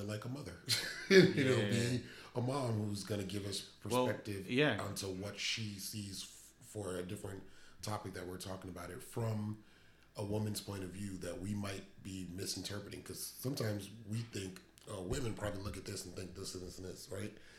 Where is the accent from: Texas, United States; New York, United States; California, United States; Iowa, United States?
New York, United States; now in Dallas-Fort Worth, United States; we're both from New York